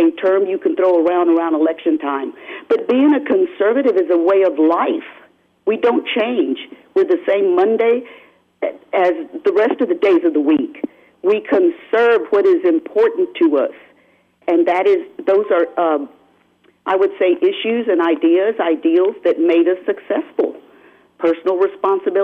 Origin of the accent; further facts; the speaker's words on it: San Antonio, Texas, United States; I'm from San Antonio, Bexar County